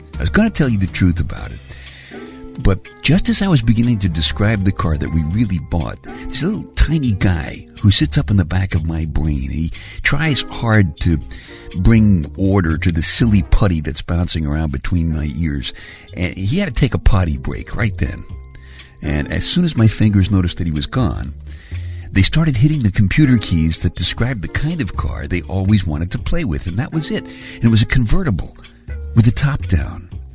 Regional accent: New York City, New York, United States; I grew up in Brooklyn, and like most of the guys in my neighborhood, my car was the subway

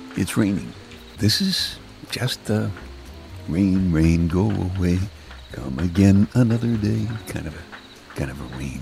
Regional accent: New York City, New York, United States; I'm from Brooklyn

